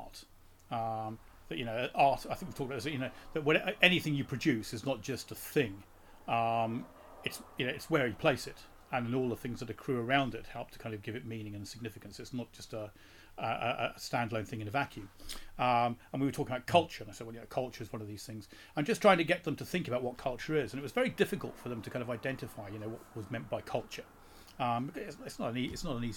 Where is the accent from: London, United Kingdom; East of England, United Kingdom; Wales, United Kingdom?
London, United Kingdom; I'm from this small town in southeast London.